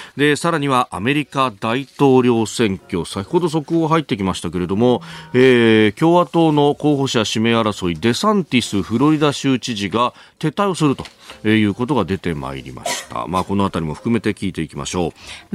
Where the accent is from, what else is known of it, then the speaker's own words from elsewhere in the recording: Yokosuka, Kanagawa, Japan; also born or lived in Yokohama; 横須賀で育って大学が横浜でありました